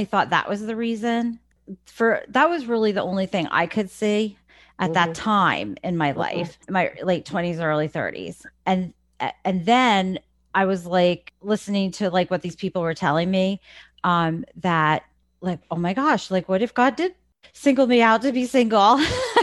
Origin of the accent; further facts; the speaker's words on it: New Jersey, United States; moved away as an adult; now in Lancaster County, Pennsylvania, United States; I was born in New Jersey. I spent most of my life in New Jersey